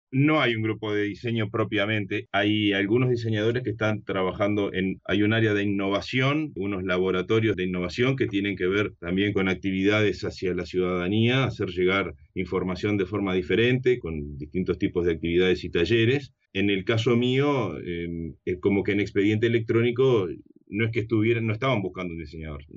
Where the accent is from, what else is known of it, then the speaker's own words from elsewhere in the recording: Uruguay; yo soy de Uruguay, vivo en Montevideo